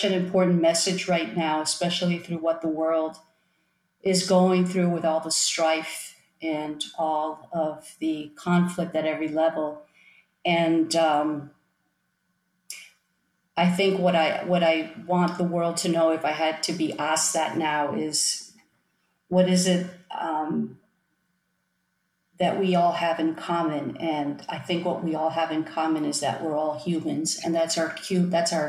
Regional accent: Miami, Florida, United States; also born or lived in Long Island, New York; on my first birthday, I moved to Miami

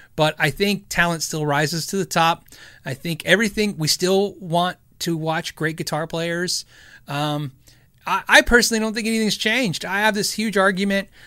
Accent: Arizona, United States; moved away; also born or lived in California; I was born in California. I was pretty much raised in Arizona.

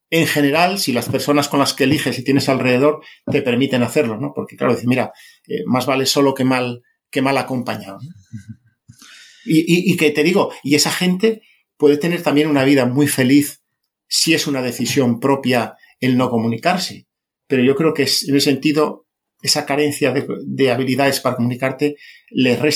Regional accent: Spain; born there; Mío, mi mérito para haber nacido en España.

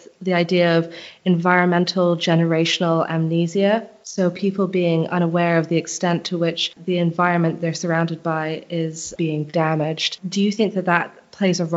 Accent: Barbados; moved away; I come from Barbados in the Caribbean, and I haven't lived there for a long time

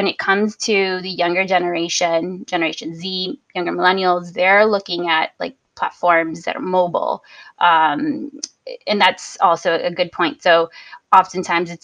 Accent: Joliet, Illinois, United States; my hometown of Joliet

